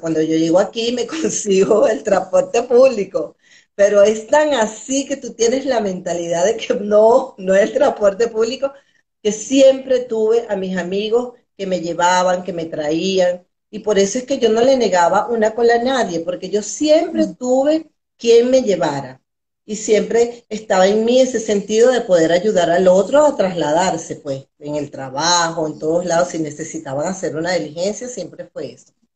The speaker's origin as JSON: {"language": "Spanish", "country": "Venezuela", "also_born_or_lived": "Valencia, Venezuela", "said": "soy una mujer venezolana, todavía viviendo en Venezuela"}